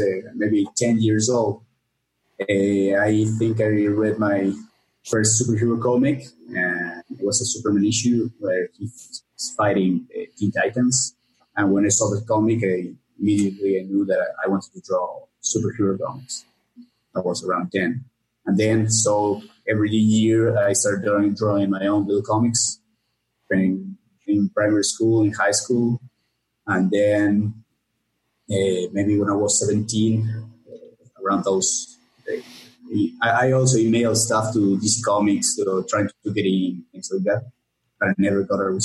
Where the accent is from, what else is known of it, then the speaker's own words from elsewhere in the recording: Argentina; also born or lived in Córdoba, Argentina; I'm from Argentina. I live in the city of Cordoba